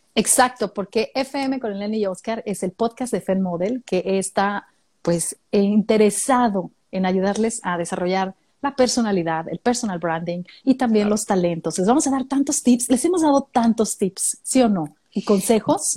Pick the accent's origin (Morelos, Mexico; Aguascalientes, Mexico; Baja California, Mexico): Baja California, Mexico; Mexicali; now in Australia; yo también crecí en Mexicali. No, no nací ah, ¿en ahí, serio? pero llegué, sí, llegué muy chiquitita allá a Mexicali, como de cuatro años, y crecí allá en Mexicali